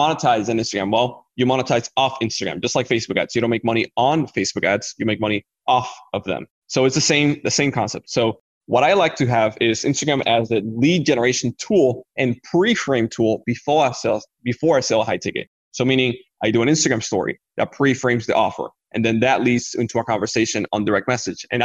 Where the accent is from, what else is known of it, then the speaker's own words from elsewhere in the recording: Dominican Republic; I come from the Dominican Republic